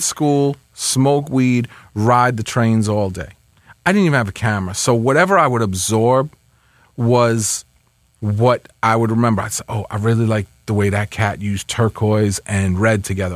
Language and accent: English; Westchester, New York, United States; also born or lived in Bronx; I grew up in Westchester